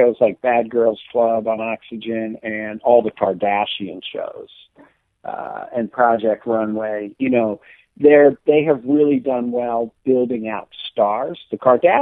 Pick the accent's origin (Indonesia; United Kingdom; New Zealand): United Kingdom; Scotland; I'm Scottish